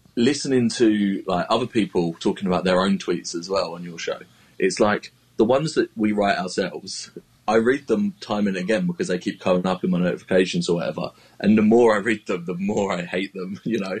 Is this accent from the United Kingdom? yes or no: yes; United Kingdom; as a British tweeter